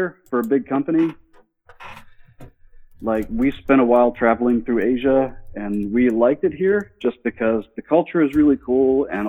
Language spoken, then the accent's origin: English; Virginia, United States; also born or lived in Arizona / California / Oregon; I am originally from Virginia, but we lived in like Arizona and California and Oregon.